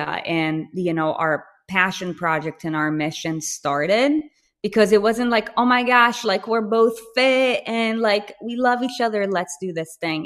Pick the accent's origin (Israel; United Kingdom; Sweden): Israel; moved away; I'm from Israel, and I speak Hebrew